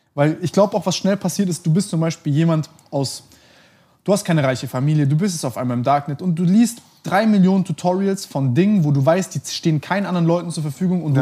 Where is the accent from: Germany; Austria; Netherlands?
Germany; also born or lived in Montenegro; ich bin, bin hier und in Montenegro aufgewachsen, mehr oder weniger